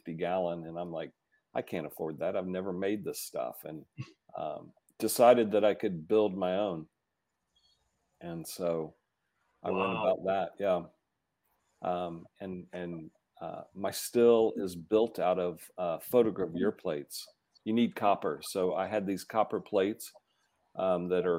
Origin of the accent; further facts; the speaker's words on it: Georgia, United States; now in Colorado, United States; I'm from Georgia.